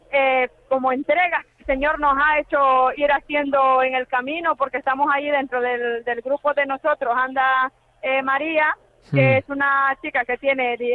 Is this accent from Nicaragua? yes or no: yes; Nicaragua; born or raised there; now in Madrid, Spain